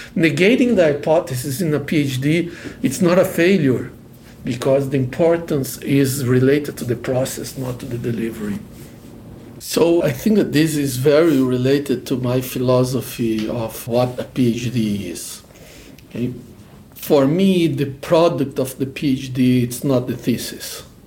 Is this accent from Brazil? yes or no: yes; Brazil; moved away as an adult; now in Los Angeles, United States; I'm originally from Brazil